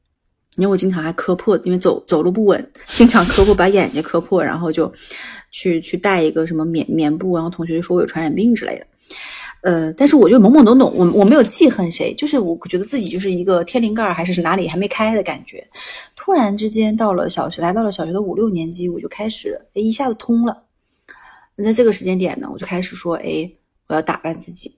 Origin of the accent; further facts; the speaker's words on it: Changchun, Jilin, China; 因为我们那个地方就是普通话比较标准，所以大家肯定可以猜到我不是来自于沈阳的。诶，我也没什么好猜，好像之前讲过啊。对我们家长春的。